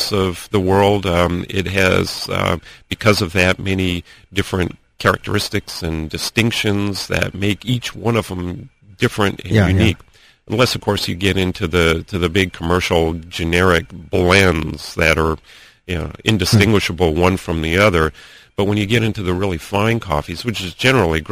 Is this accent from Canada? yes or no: no; Antigua Guatemala, Sacatepéquez, Guatemala; moved away; the farm where I grew up in Guatemala, my family's farm in Antigua, Guatemala